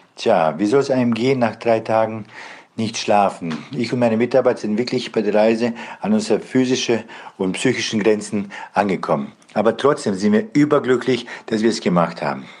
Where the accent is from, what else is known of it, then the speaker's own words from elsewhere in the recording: Bosnia & Herzegovina; now in Germany; Ich komme ursprünglich selber aus Bosnien